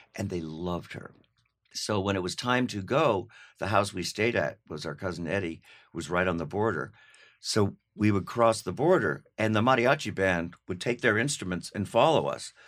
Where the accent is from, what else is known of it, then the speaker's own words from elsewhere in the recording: Los Angeles, California, United States; also born or lived in New York City, New York / New York City (later as adult); when I was two, we moved to L A.